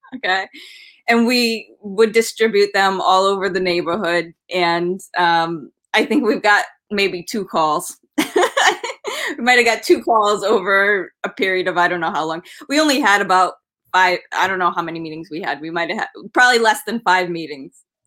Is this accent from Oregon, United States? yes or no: no; Rhode Island, United States; I grew up in Rhode Island